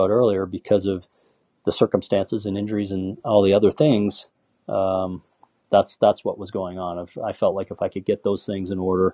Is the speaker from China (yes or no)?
no; Canada; Being Canadian